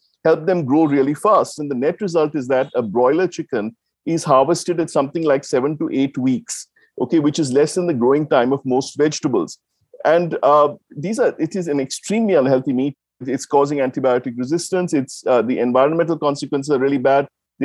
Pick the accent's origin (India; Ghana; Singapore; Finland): India; Tamil Nadu; I grew up in Tamil Nadu